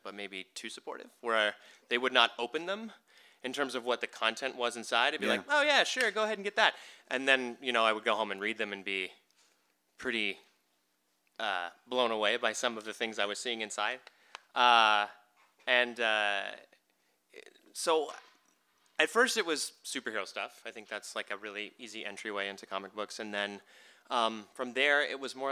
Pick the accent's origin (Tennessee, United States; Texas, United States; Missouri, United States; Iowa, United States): Texas, United States; I grew up in Texas.